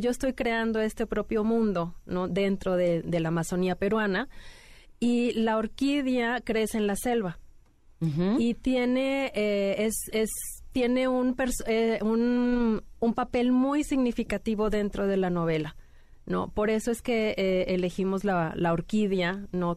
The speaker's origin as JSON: {"language": "Spanish", "region": "Mexico City", "country": "Mexico", "tie": "born or raised there", "moved": "yes", "lives_now": "Monterrey, Mexico", "said": "yo nací aquí en la Ciudad de México, pero ya tengo mucho tiempo viviendo en Monterrey. Entonces soy como que chilanga"}